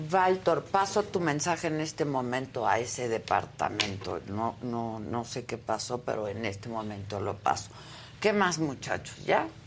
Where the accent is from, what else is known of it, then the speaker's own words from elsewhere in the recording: Tijuana, Baja California, Mexico; Tijuana. Mi tierra, vamos a mi